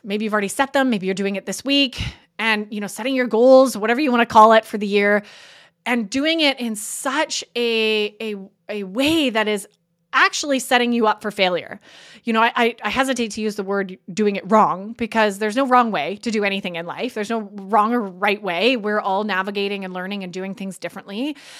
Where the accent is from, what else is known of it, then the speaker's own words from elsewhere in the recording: Canada; I'm Canadian